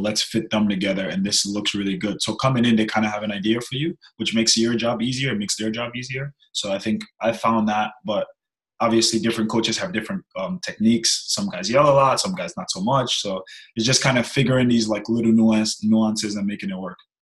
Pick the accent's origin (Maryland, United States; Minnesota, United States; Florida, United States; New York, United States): New York, United States; moved away as an adult; now in Birmingham; growing up in New York